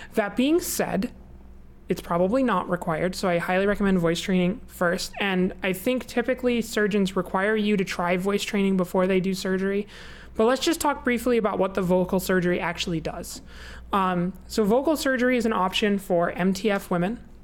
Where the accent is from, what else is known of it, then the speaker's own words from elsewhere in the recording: United States; we're American